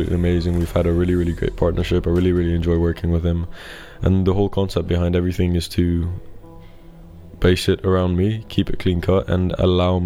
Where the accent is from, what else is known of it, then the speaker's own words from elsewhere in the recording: Greece; I was born and raised in Greece